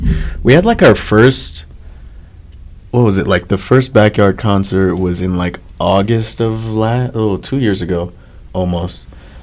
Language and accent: English; New York City, New York, United States; also born or lived in Utah; now in Salt Lake City, United States; I grew up in Harlem. I was playing in the church, like in the black church, for a very, very long time.